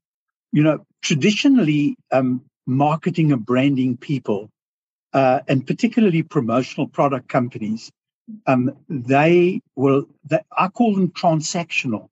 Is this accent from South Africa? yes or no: yes; South Africa; accent: South African; moved away as an adult; now in Australia; I have a South African accent because I grew up most of my life in South Africa, but I emigrated to Australia 14 years ago